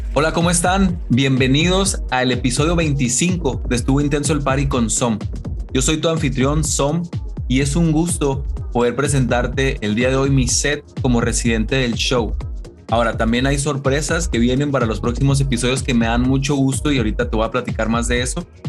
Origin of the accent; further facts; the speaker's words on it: Chihuahua, Mexico; como mexicano, como buen chihuahuense de Chihuahua, México